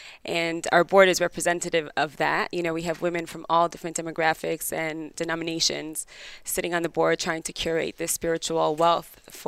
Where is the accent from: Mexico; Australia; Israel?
Israel; Jerusalem, Jerusalem District; moved away as an adult; now in Atlanta, United States; I'm from Israel. I'm from Yerushalayim.